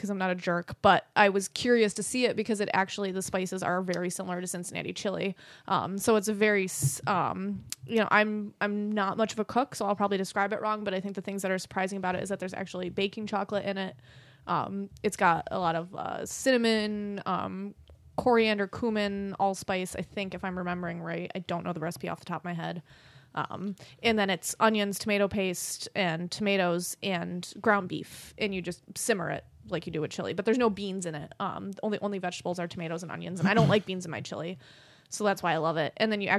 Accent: Ireland; See, but I'm Irish, so potatoes are the only vegetable I need.

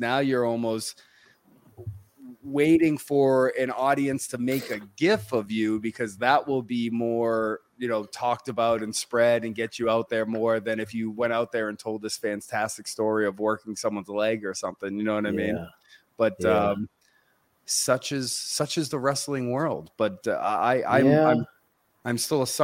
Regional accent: Northeast, United States; I grew up in the Northeast, which is WWF territory

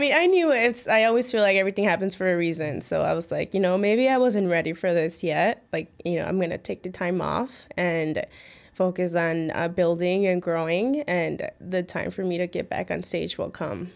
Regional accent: Chicago, Illinois, United States; also born or lived in Mexico City, Mexico / Midway, Chicago; I came here when I was two years old and, yeah, I mean, I grew up in the, um, West Town.

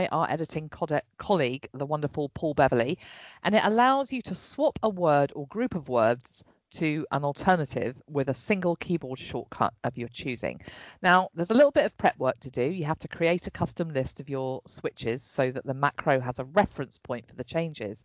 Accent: England, United Kingdom; the English one.

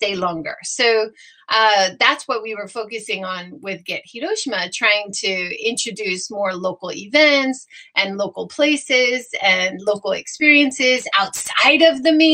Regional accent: Hawaii, United States; now in Japan; I grew up in Hawaii

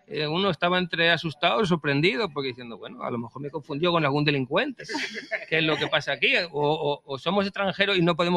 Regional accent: Spain; yo soy español. Yo soy español, yo soy español.

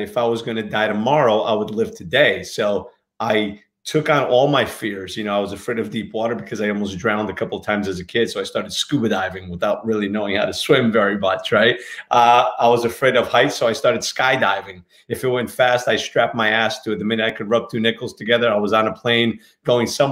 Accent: Newark, New Jersey, United States; moved away; also born or lived in Portugal; I grew up in Newark

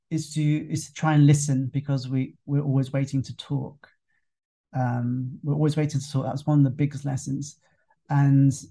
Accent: England, United Kingdom; now in Thailand; they knew that you know I, I come over from England and you know I, I didn't quite get what was going on

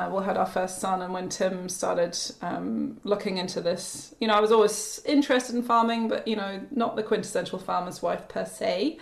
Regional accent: just south of Edinburgh, Scotland, United Kingdom; moved away as an adult; also born or lived in Wanaka, New Zealand; now in New Zealand; I'm actually from Scotland. Grew up just south of Edinburgh, and came over to New Zealand after graduating art school

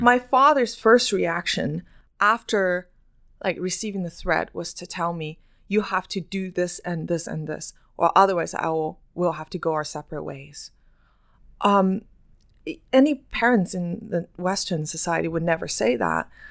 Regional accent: China; now in Canada; I grew up in China

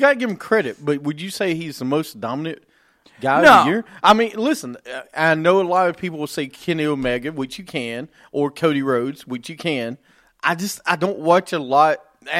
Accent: England, United Kingdom; Yes, I'm English.

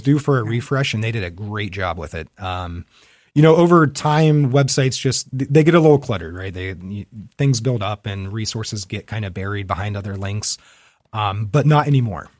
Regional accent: Fairfield County, Central Ohio, United States; also born or lived in Germany / Utah; I am a native of Central Ohio. I grew up in Fairfield County.

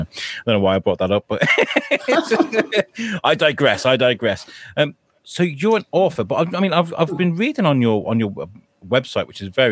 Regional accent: Wales, United Kingdom; I grew up in Wales.

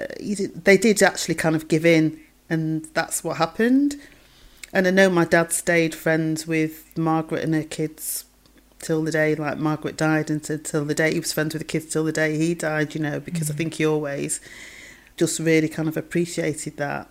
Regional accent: Manchester, North West England, United Kingdom; also born or lived in Stretford; I grew up in Longsight

